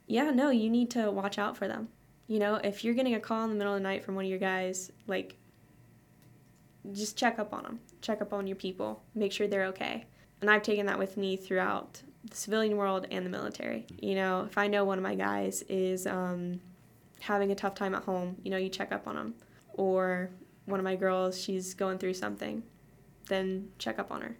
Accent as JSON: {"language": "English", "town": "Cincinnati", "region": "Ohio", "country": "United States", "said": "I'm from Cincinnati, Ohio"}